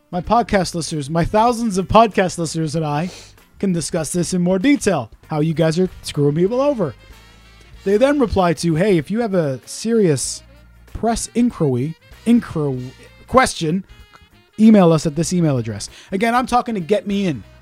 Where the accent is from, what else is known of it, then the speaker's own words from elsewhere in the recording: Pontypool, Wales, United Kingdom; born there; Oh, yeah, I was born in Pontypool.